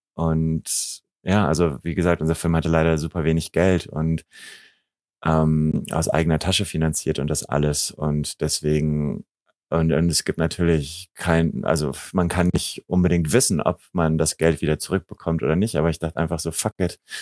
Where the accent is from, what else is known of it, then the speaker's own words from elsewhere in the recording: Germany; ich bin eben in Deutschland aufgewachsen, aber habe jeden Sommer eben in diesem kleinen serbischen Dorf äh, meine, meine Sommerferien verbracht